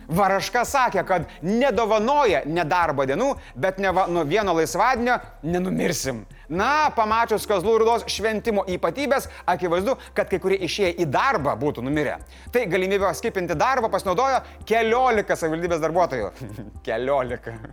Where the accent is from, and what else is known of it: Lithuania